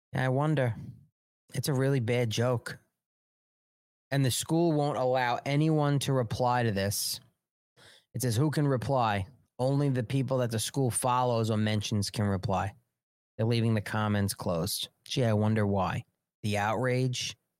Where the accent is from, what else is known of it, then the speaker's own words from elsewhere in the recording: United States; as an American taxpayer